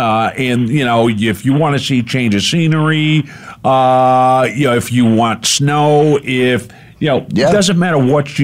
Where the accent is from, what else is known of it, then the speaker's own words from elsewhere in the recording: Rhode Island, United States; moved away as an adult; also born or lived in Las Vegas / Beverly Hills; now in Arizona, United States; not being a native and not growing up here. Yeah, I grew up in Rhode Island, but I lived in Las Vegas for 6 years, Beverly Hills for a couple of years. I've now been on the West Coast longer than I grew up on the East Coast